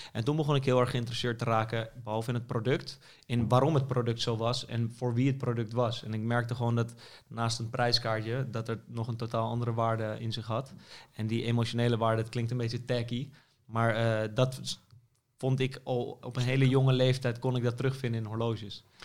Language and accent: Dutch; Amsterdam, North Holland, Netherlands; ik ben inderdaad geboren in Amsterdam en altijd gebleven